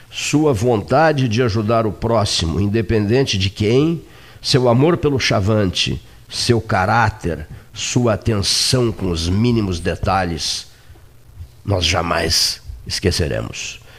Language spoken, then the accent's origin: Portuguese; Pelotas, Rio Grande do Sul, Brazil; Boa tarde … sou daqui de Pelotas.